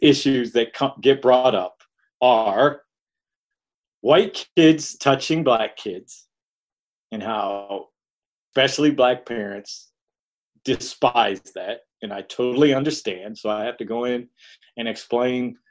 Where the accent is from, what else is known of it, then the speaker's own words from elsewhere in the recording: Detroit, Michigan, United States; I grew up in Detroit